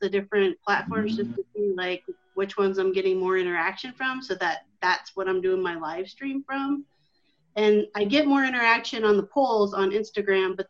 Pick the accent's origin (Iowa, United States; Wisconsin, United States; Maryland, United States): Iowa, United States; Iowa City; Iowa City, Iowa